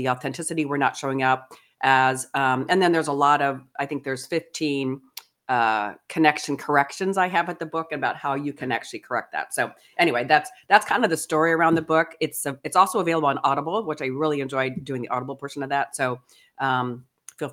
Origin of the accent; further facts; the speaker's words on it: Pittsburgh, Pennsylvania, United States; also born or lived in New Jersey / Ohio / Kansas City; now in California, United States; I was born in New Jersey, raised Pittsburgh. Then we moved as a family to Ohio